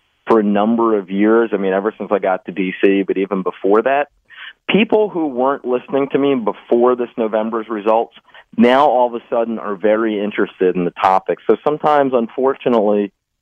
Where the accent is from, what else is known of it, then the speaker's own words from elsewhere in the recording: Philadelphia, Pennsylvania, United States; where I grew up in the Alney neighborhood